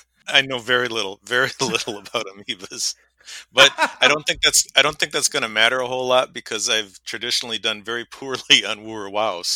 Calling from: New Glarus, Wisconsin, United States; I'm calling in from New Glarus, Wisconsin, a little town just south of Madison.

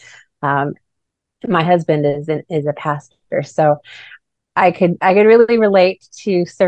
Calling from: Globe, Arizona, United States; I'm calling in from Globe, Arizona.

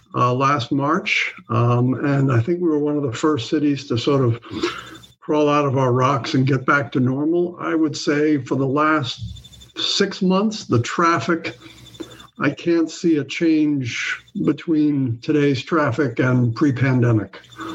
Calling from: San Francisco, California, United States; I'm calling in from San Francisco

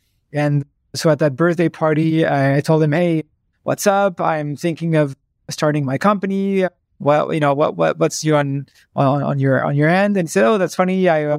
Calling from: Paris, Île-de-France, France; I'm calling from my office in Paris.

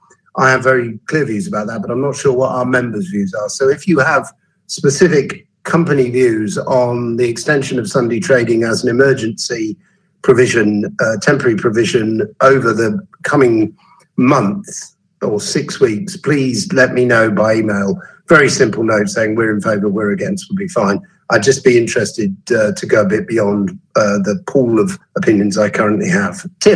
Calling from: East of England, United Kingdom; I'm speaking from Suffolk today

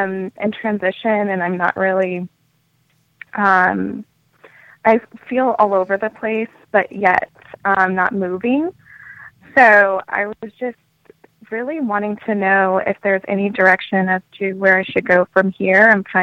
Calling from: Raleigh, North Carolina, United States; I'm actually calling from Raleigh, North Carolina.

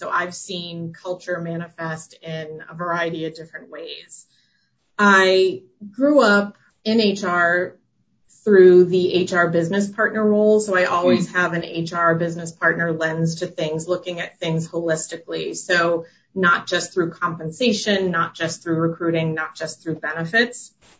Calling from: Westborough, Massachusetts, United States; I am calling in from my home office in Westboro, Massachusetts.

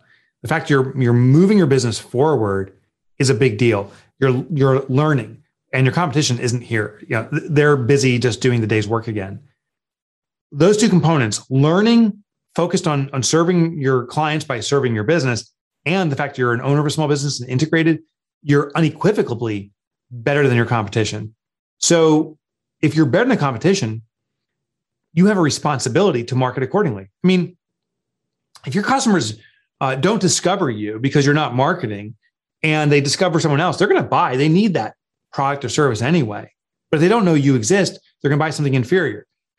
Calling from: Northern New Jersey, United States; I'm calling in from Northern New Jersey, where our offices are, about 25 miles west of New York City.

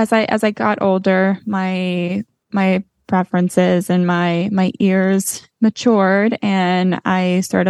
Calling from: Los Angeles, California, United States; also born or lived in Florida; I am calling from Los Angeles, where I'm currently living

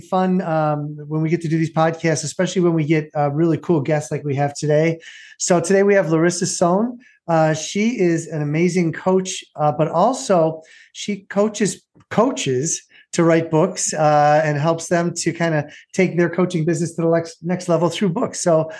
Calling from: Nashville, Tennessee, United States; and I'm calling in from Nashville.

